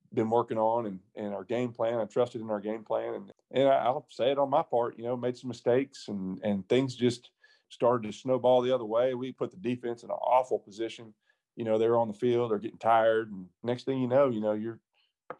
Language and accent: English; Louisiana, United States; born or raised there; moved away